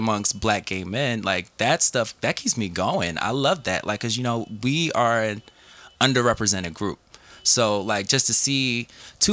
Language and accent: English; New Jersey, United States; I'm from Jersey. I'm a Jersey kid.